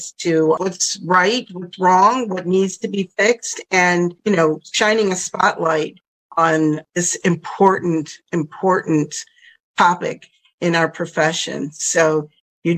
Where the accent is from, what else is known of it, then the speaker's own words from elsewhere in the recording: Buffalo, New York, United States; also born or lived in Southwest Michigan; I grew up in Buffalo, New York, near Niagara Falls